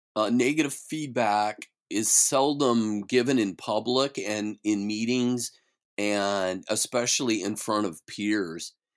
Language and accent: English; Idaho, United States; moved away as an adult; now in Silicon Valley, United States; I grew up in Idaho